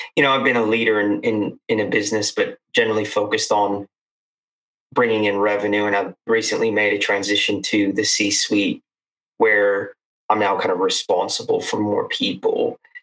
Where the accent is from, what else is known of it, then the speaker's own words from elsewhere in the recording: United States; moved away as an adult; now in Australia; as an American, I always found it hard when I came to Australia initially